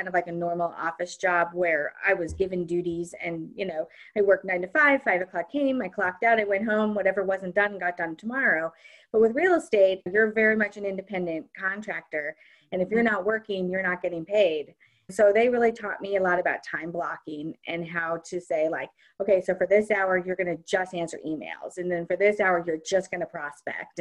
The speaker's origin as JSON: {"language": "English", "town": "Kansas City", "region": "Missouri", "country": "United States", "also_born_or_lived": "New York City", "moved": "as an adult", "said": "we moved from New York City back to Kansas City, where I'm from originally, and I have a lot of family here"}